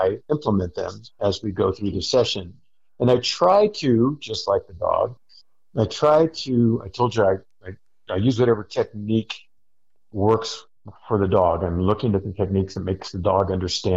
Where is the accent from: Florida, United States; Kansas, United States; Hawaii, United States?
Hawaii, United States; moved away; I'm from Hawaii. That was a big part of our culture.